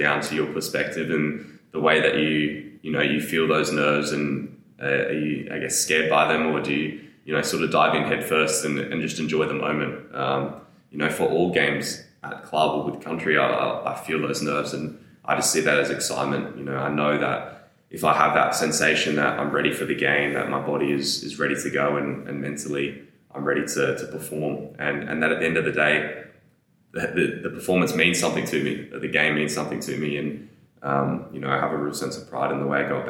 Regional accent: Adelaide, South Australia, Australia; Adelaide, my hometown club

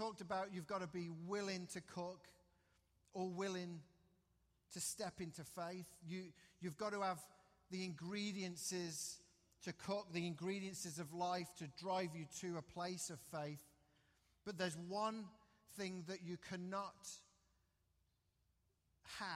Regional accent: England, United Kingdom; moved away; Growing up in England

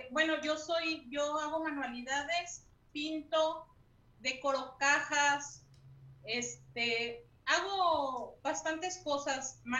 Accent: León, Guanajuato, Mexico; de aquí de, León, Guanajuato también.

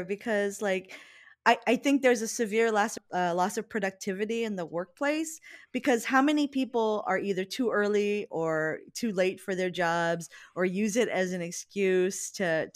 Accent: Hawaii, United States; moved away; I'm from Hawaii.

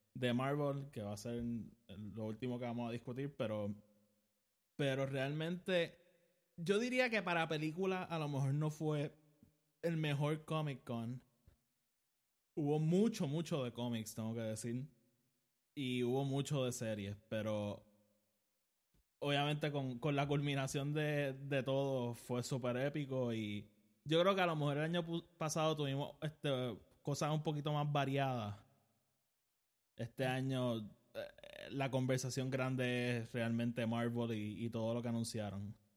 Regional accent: Puerto Rico; yo vivo en Puerto Rico, soy puertorriqueño

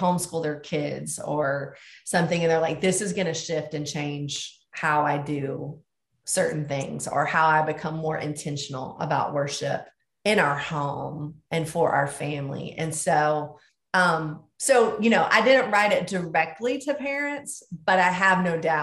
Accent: the South, United States; moved away; I grew up in the South and grew up with something that was a treat to me called boiled peanuts

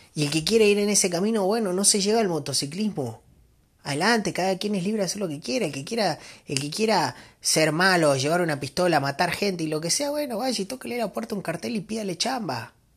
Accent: Argentina; moved away as an adult; now in Mexico; yo soy argentino, este, vivo acá en México hace 15 años

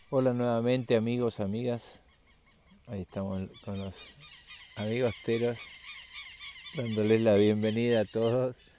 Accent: Argentina; somos argentinos

